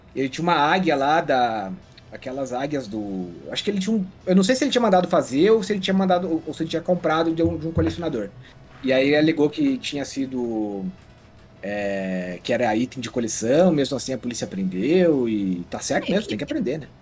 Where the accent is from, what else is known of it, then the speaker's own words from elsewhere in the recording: Água Doce, Santa Catarina, Brazil; A minha família é aqui da, do meio oeste, né? Eu nasci numa cidadezinha chamada Água Doce